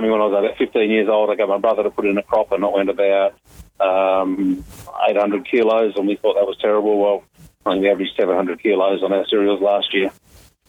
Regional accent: Salmon Gums, Western Australia, Australia; also born or lived in Perth; now in Grass Patch, Australia; First 8 years I grew up in Salmon Gums

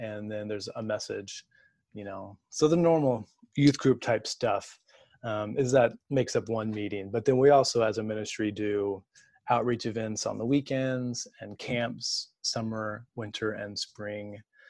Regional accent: Texas, United States; moved away as an adult; also born or lived in Michigan / Louisville, Kentucky; at my church where I grew up in Texas. And I have four younger siblings too.

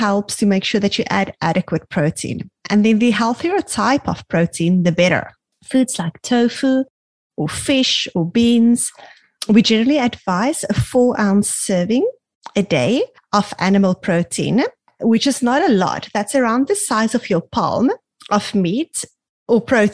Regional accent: South Africa; now in Canada; we grew up in South Africa

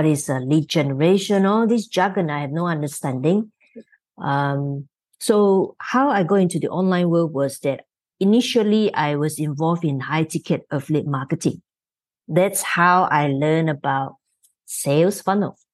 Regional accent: Malaysia; So I'm from Malaysia, so I'm on the other side of the world.

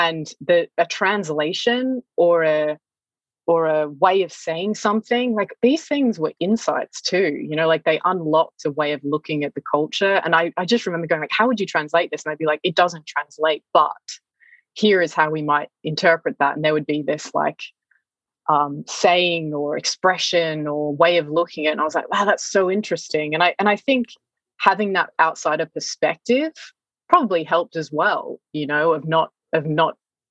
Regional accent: Australia; moved away; also born or lived in China; growing up in Australia

